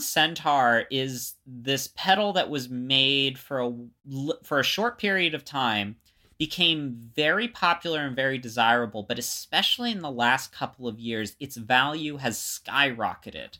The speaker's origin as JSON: {"language": "English", "region": "Florida", "country": "United States", "tie": "born or raised there", "said": "growing up in Florida"}